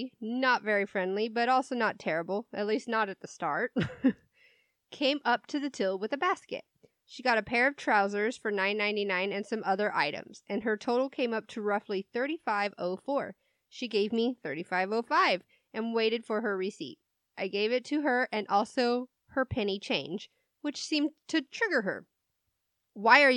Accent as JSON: {"language": "English", "country": "United States", "said": "We're American"}